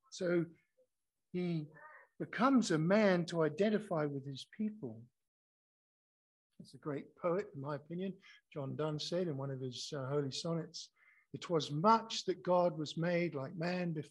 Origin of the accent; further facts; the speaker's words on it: Scotland, United Kingdom; now in Australia; especially as I came here from Scotland